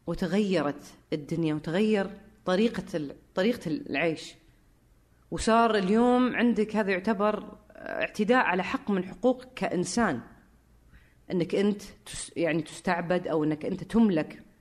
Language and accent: Arabic; Syria; بس الحين ذكرت النقطه فانا سوري آه، برجع لها